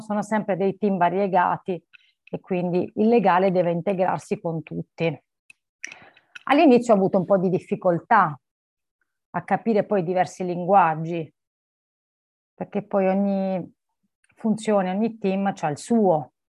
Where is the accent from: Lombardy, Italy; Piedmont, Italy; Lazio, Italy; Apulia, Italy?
Apulia, Italy; Barletta; moved away as an adult; also born or lived in United Kingdom; now in Milan, Italy; io nasco in Italia, nasco in Puglia, sono di origini, sono di Barletta originaria, nasco lì